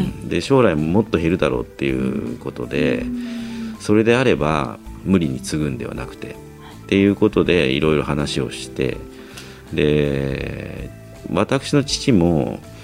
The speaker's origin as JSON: {"language": "Japanese", "region": "Tokyo", "country": "Japan", "tie": "born or raised there", "also_born_or_lived": "Chiba", "said": "東京生まれ、東京育ち"}